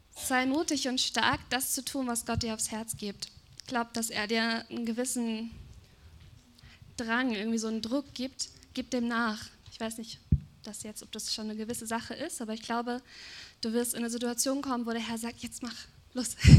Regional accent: Germany; bin Deutsche, wir Deutschen

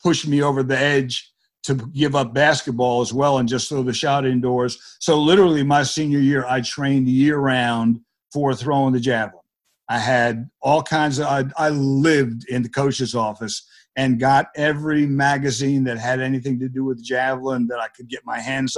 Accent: New Jersey, United States; I grew up in New Jersey

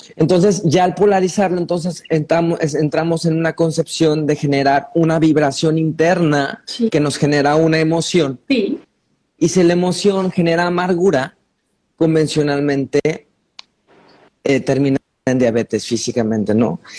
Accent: Mexico; como mexicano

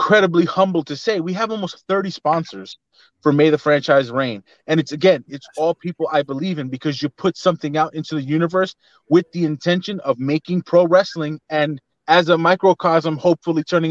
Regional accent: New York City, New York, United States; I'm from Bed-Stuy

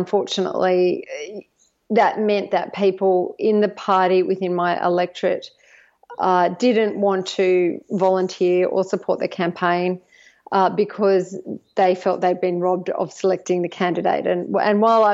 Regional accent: just outside of Sydney, New South Wales, Australia; also born or lived in United States / Northern Beaches, Sydney; I grew up just outside of Sydney

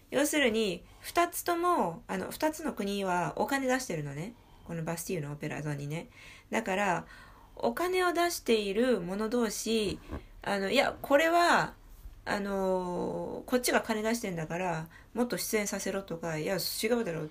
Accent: Bourgogne-Franche-Comté, France; Japanese is a second language; フランスは正直に、いや、俺ニースじゃないよ、ブルゴーニュだよって言ったら、

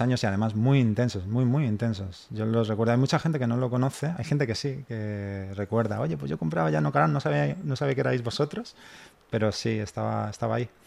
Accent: Spain; somos los españoles

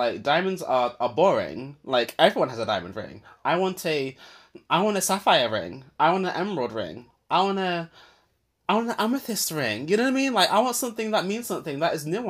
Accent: United Kingdom; I grew up in Britain

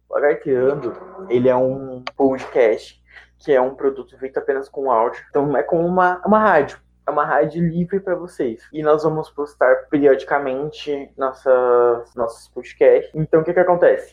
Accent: São Paulo, Brazil; eu sou de São Paulo

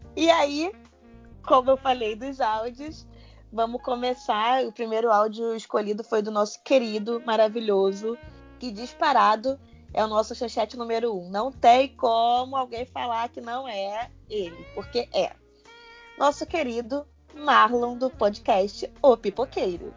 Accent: Rio de Janeiro, Brazil; accent: carioca; Tô começando a perceber meu sotaque carioca

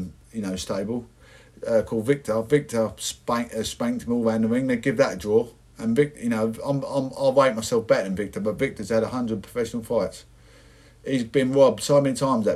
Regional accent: Essex, East of England, United Kingdom; I'm from Essex

